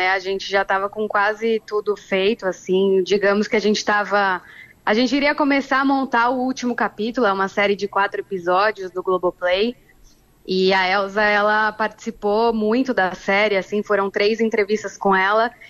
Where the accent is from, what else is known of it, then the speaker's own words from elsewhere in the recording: São Paulo, Brazil; now in Rio de Janeiro, Brazil; Eu sou de São Paulo, é, moro aqui no Rio há seis anos e a diferença sempre foi gritante, assim.